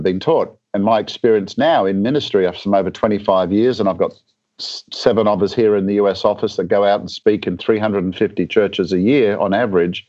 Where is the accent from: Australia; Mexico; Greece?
Australia; moved away as an adult; now in Atlanta, United States; I'm actually from a bit further south originally. My home country is Australia.